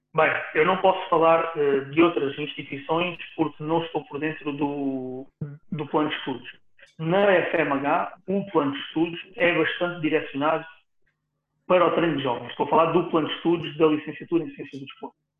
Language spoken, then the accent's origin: Portuguese; Setúbal, Portugal; aqui em Setúbal, onde eu, onde eu nasci, onde eu vivo.